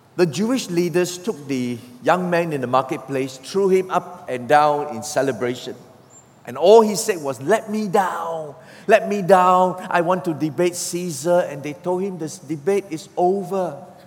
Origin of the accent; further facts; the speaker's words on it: Singapore; I'm a Singaporean. We Singaporeans don't know about rivers.